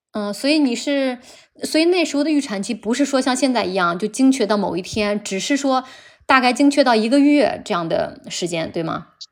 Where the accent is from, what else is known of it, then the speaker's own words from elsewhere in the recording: Henan, China; moved away; 我们老家一个河南的小县城的落后的农村里面